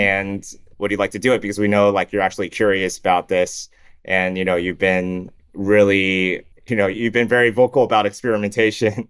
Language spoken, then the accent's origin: English; Farmington, Michigan, United States; moved away as an adult; also born or lived in Toronto, Canada / Shanghai, China / Hamilton, Canada / Windsor, Canada; now in Singapore; When I was five, we moved from Windsor, Canada to Michigan